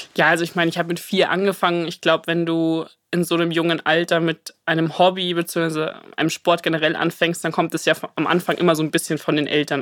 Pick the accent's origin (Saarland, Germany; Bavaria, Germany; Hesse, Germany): Bavaria, Germany; Munich; bin Münchner Madel.